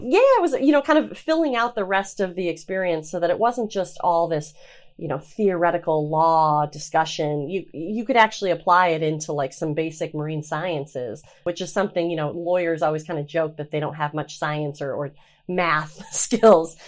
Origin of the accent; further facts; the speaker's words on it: Traverse City, Michigan, United States; I'm from Traverse City, um, and grew up on the water